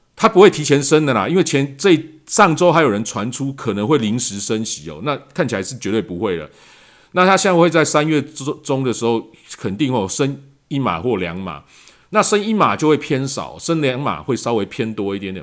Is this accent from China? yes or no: no; Taiwan; 我们在台湾可能大家比较感受不到，因为我们台湾在疫情控制方面一直相当的理想